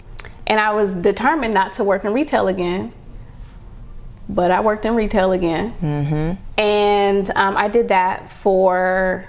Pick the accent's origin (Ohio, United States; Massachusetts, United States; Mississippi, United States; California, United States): Ohio, United States; moved away; also born or lived in New York; And I came from Ohio, but I knew that I wanted more.